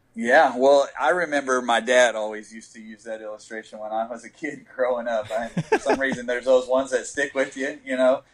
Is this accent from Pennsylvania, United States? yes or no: no; West Texas, United States; I grew up in West Texas